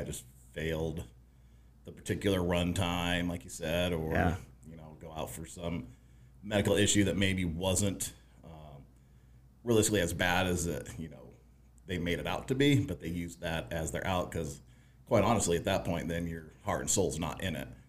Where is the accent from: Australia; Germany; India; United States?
United States; Colorado; I grew up in Colorado, kind of a hippie